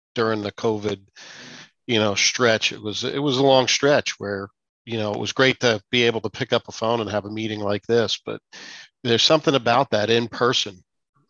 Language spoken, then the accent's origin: English; Edgewater, New Jersey, United States; moved away; I grew up in Edgewater right under the GW Bridge